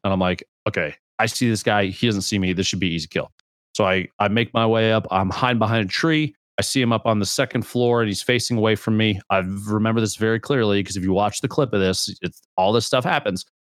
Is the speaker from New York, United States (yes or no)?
no; Nebraska, United States; I'm from Nebraska